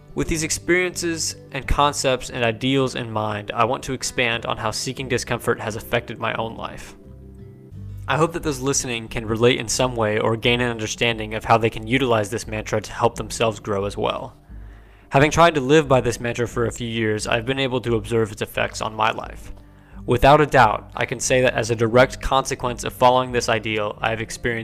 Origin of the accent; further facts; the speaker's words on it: Kansas, United States; leave Kansas in my hometown